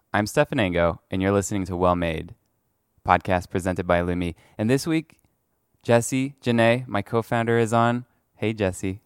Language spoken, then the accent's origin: English; France; moved away; I grew up in France